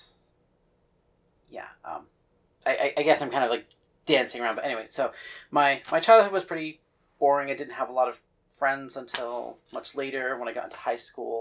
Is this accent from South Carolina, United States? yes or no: no; New Rochelle, New York, United States; also born or lived in White Plains; So I grew up in Rochelle. It was just it was the working class area of it